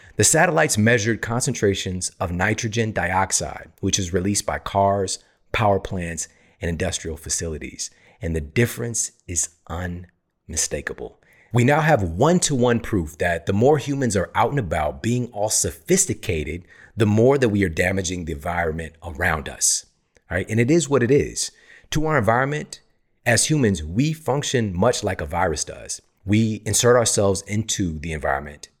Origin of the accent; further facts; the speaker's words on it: St. Louis, Missouri, United States; moved away as an adult; now in Los Angeles, United States; I was born and raised in Saint Louis. Spent my entire life there